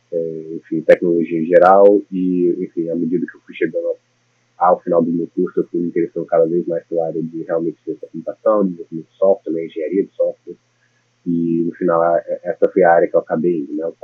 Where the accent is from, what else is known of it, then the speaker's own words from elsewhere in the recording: Brasília, Federal District, Brazil; moved away as an adult; now in New York, United States; Eu sou de Brasília, nasci, morei boa parte da minha vida lá.